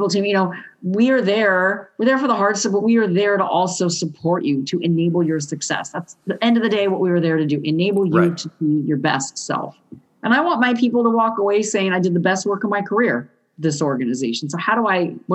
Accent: Southern California, United States; I'm from Southern California, which is a very skateboardy culture growing up

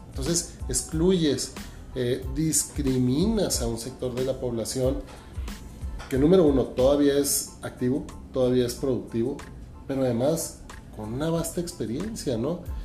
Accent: Ciudad Juárez, Chihuahua, Mexico; como somos los chihuahuenses, como somos los juarenses luchadores

